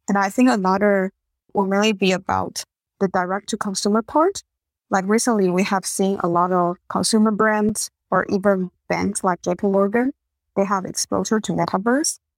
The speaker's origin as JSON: {"language": "English", "country": "Taiwan", "tie": "born or raised there", "also_born_or_lived": "Singapore", "moved": "as an adult", "lives_now": "California, United States", "said": "I grew up in Taiwan"}